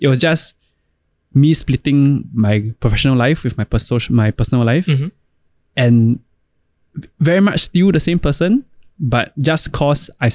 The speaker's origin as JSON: {"language": "English", "country": "Singapore", "said": "As Singaporean sons do."}